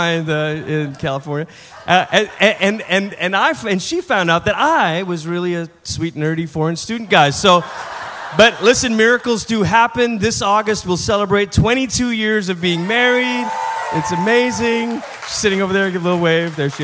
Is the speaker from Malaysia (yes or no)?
yes; Malaysia; first language English; moved away as an adult; also born or lived in Portland, Oregon, United States; now in United States; I'm originally from Malaysia. That's where I'm from. That's where I was born. That's where I grew up.